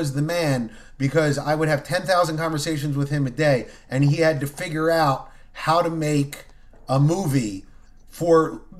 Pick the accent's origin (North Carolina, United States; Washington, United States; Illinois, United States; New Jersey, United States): New Jersey, United States; I'm just an English teacher from New Jersey, right?